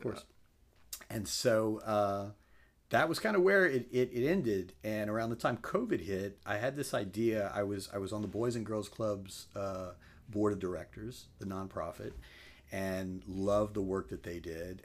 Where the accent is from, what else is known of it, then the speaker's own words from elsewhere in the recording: Crowley, Louisiana, United States; moved away as an adult; now in Lafayette, United States; grew up in Crowley, uh, came to Lafayette when I came to U L back in ninety-seven